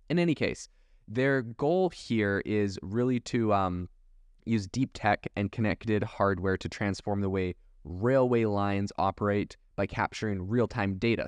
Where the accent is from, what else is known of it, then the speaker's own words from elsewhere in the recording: Canada; also born or lived in Europe; now in United States; I was raised in Canada